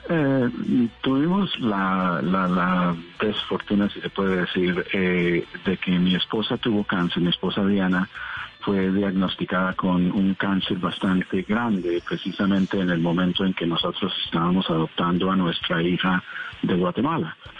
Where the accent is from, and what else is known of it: Colombia; now in United States